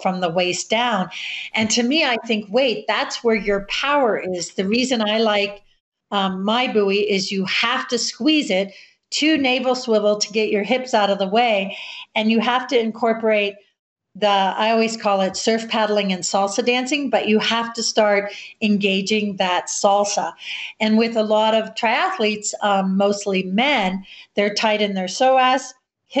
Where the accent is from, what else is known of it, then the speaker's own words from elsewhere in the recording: Florida, United States; moved away; also born or lived in Colorado; growing up in Florida